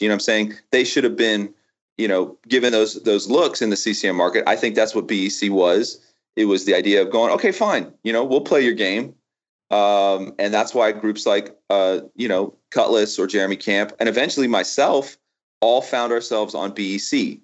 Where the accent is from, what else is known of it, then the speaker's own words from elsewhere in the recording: Florida, United States; I grew up in Florida, right? I never known anything but Florida